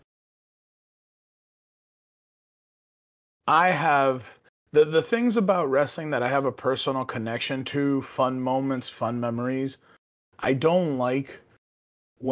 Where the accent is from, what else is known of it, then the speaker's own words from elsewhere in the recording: New York City, New York, United States; born and raised in the Bronx